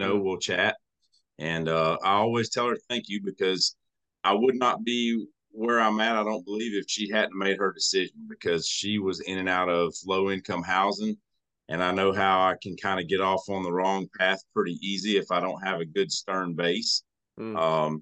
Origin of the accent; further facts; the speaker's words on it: Jackson County, North Florida, United States; I grew up in North Florida